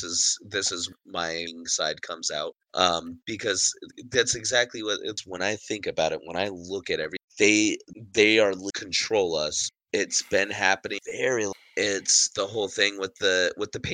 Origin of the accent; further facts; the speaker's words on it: United States; We as the American people